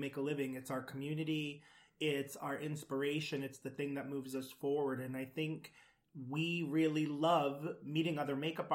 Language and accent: English; Providence, Rhode Island, United States; I grew up in Providence, Rhode Island, and growing up in the smallest state